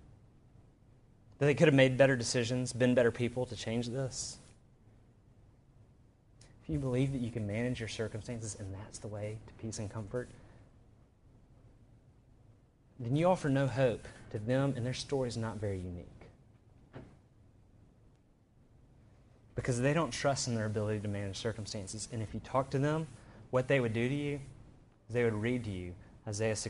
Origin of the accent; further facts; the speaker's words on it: Birmingham, Alabama, United States; I grew up in Birmingham. We actually went to high school together.